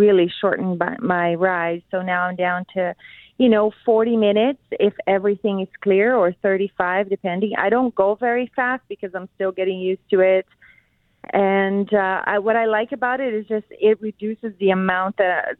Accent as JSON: {"language": "English", "country": "Brazil", "moved": "yes", "lives_now": "Winnipeg, Canada", "said": "I'm actually from Brazil"}